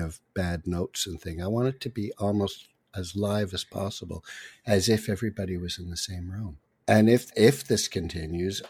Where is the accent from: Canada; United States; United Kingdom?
Canada; Quebec; now in Toronto, Canada; I'm from Quebec.